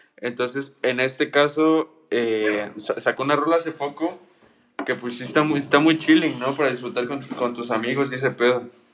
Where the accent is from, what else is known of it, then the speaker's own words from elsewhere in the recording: Mexico; los mexicanos